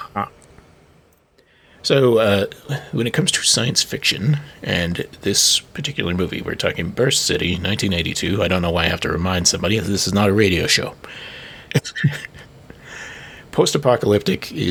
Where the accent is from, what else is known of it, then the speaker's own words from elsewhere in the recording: United States; as an American